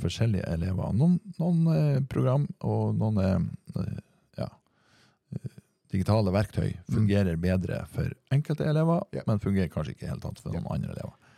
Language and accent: Norwegian; near Trondheim, Trøndelag, Norway; accent: Trønder; moved away; det her foregikk i Trondheim byen. Mm. Ja, det var ikke så langt unna hjemplassen min